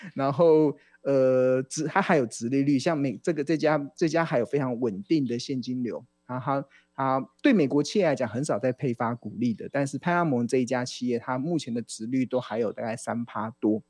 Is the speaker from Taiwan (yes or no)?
yes; Taiwan; 我们台湾人